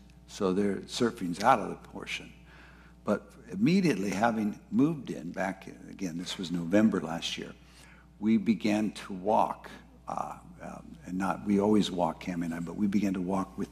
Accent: Ventura, California, United States; I grew up in Ventura

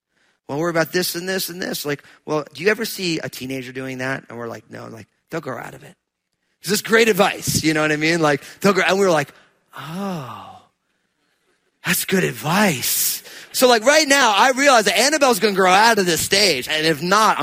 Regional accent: New Jersey, United States; I'm from New Jersey

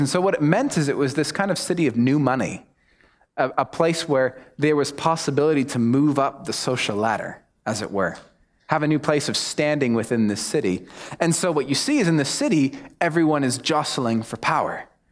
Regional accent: United States; accent: American; moved away as an adult; also born or lived in United Kingdom / Mexico; now in New Zealand; my accent gives me away. So, obviously, I'm American

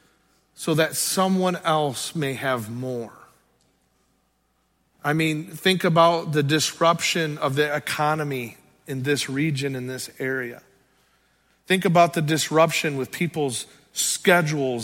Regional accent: Sturgis, United States; I was born and raised in the Sturgis area

